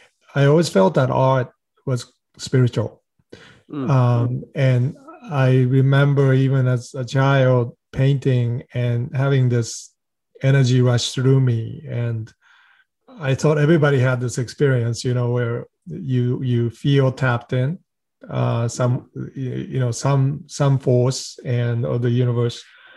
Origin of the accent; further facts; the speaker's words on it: Japan; also born or lived in Sweden; now in United States; I grew up non-religious. My father is a well-known research scientist. My mother was an educator. I was born in the United States, then spent some time in Sweden, and then Japan, and then back to U.S.